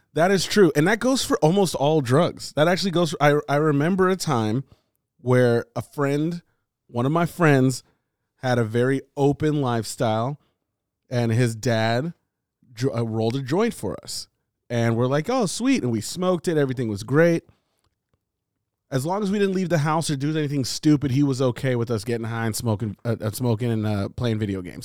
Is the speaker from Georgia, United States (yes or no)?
no; California, United States; we all live in California. We're all from California.